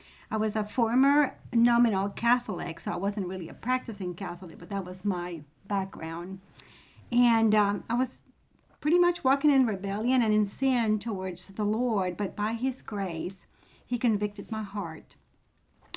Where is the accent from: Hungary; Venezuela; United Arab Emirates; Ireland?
Venezuela; now in Knoxville, United States; I am from Venezuela.